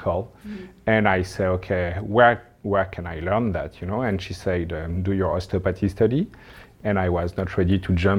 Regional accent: France; English is a second language; moved away as an adult; now in Moncton, Canada; I arrived 11 years ago now. I come from France

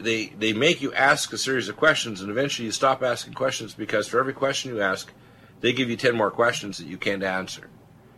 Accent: United States; also born or lived in Canada; I'm an American, but I've spent the first half of my career in Canada

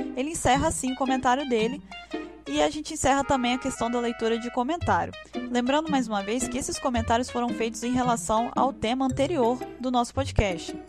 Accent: Espírito Santo, Brazil; eu sou do Espírito Santo, sou capixaba

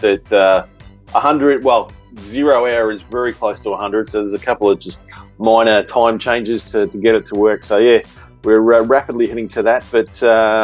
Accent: Australia; I'm Australian born and bred

